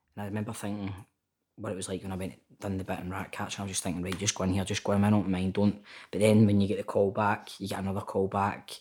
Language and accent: English; Glasgow, Scotland, United Kingdom; also born or lived in Tollcross; grew up in Toll Cross, then moved to Carntyne and basically grew up in Carntyne